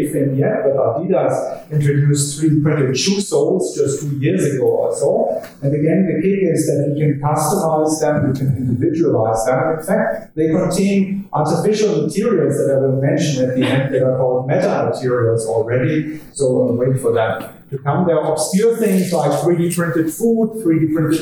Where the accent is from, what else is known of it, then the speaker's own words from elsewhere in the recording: Germany; accent: German; English is a second language; my charming German accent